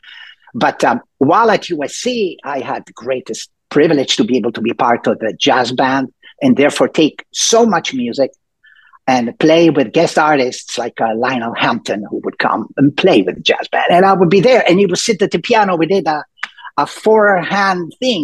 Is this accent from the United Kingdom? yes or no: no; Rome, Lazio, Italy; also born or lived in Milan, Italy / Los Angeles, United States; now in Seattle, United States; I was born and raised in Italy, and born in Milan, but raised mostly in Rome